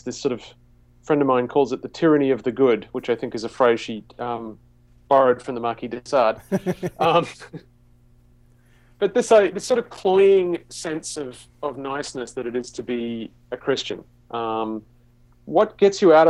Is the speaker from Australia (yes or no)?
yes; Australia; I grew up in the Anglican Church in Australia